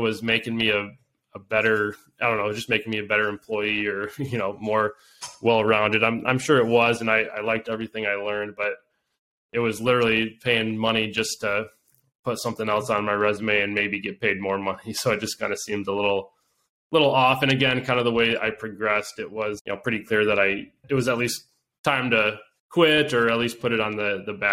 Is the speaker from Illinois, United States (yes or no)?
no; Grand Rapids, Michigan, United States; I'm originally from the Grand Rapids area on the west side